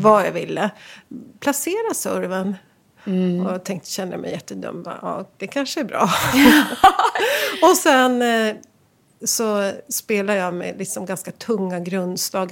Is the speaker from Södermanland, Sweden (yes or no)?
no; Västerås, Västmanland, Sweden; moved away as an adult; Jag Växte upp i Västerås Fridens Tennisklubb